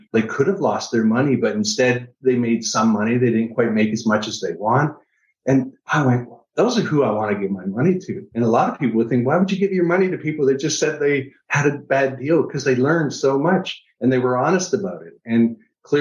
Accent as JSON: {"language": "English", "town": "Niagara Falls", "region": "Ontario", "country": "Canada", "moved": "yes", "lives_now": "United States", "said": "I'm from Niagara Falls, Canada. It's originally Canadian, moved to the US."}